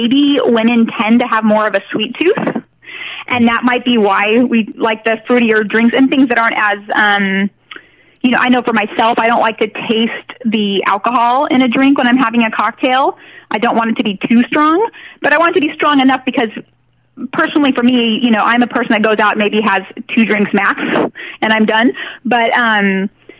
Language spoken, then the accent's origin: English; Northern California, United States; I'm from Northern California, and I grew up with two moms